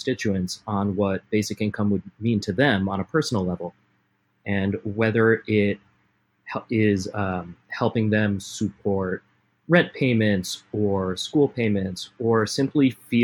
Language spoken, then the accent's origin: English; Rhode Island, United States; moved away as an adult; now in Los Angeles, United States; I'm originally from Rhode Island, moved out here about 10 years ago for school and never left.